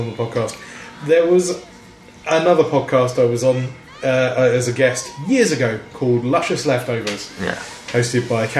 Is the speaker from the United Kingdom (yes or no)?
yes; London, United Kingdom; accent: South London; I'm from South London.